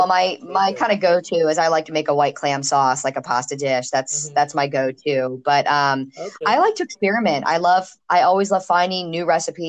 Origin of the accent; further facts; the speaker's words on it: Chesapeake Bay, United States; Yeah, I grew up on the Chesapeake Bay, and of course now living here at the beach, I don't think I could be landlocked anywhere ever.